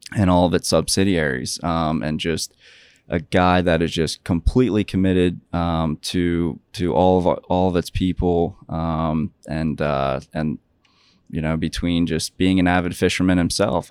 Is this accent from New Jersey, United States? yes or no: yes; Ocean City, New Jersey, United States; growing up in New Jersey in Ocean City